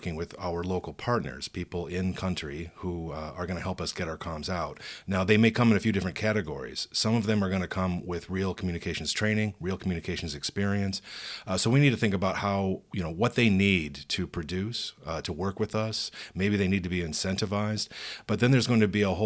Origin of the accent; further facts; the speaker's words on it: United States; I'm American